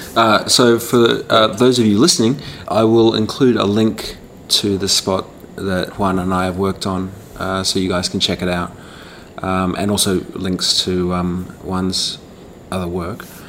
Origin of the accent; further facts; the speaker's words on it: Australia; moved away; my home country in, in, Australia